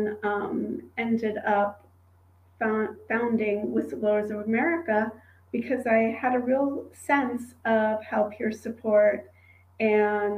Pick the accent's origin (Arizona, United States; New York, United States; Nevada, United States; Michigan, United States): New York, United States; I grew up in New York